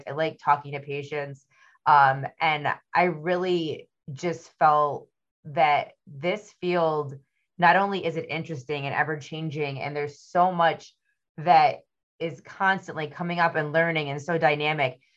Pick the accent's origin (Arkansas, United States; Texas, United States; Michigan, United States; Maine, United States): Michigan, United States; I'm from Michigan